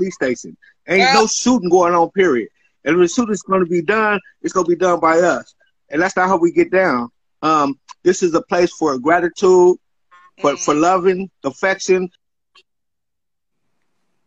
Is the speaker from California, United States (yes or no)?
yes; Marin City, California, United States; also born or lived in Baton Rouge, Louisiana (family origin) / Shreveport, Louisiana (family origin); I'm so proud of where I come from